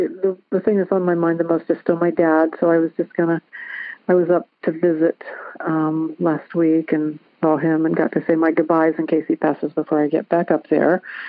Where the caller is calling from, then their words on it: Dayton, Ohio, United States; I'm calling from Dayton, Ohio.